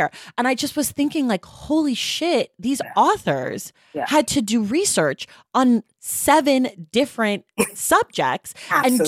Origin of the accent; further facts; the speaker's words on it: Oakland, California, United States; now in Los Angeles, United States; I live in LA, but I'm from Oakland